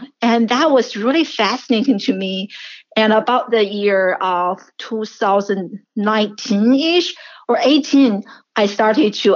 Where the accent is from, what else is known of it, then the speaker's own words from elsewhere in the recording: China; English is a second language; moved away as an adult; also born or lived in Syracuse, United States; now in United States; I'm a first generation immigrant, and I grew up in China, and I came to the United States in my early 20s